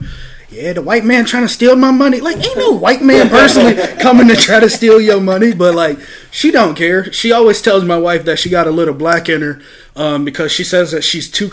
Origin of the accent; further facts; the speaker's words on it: Toledo, Ohio, United States; I live on the North. Like, I grew up on Stickney and Pearl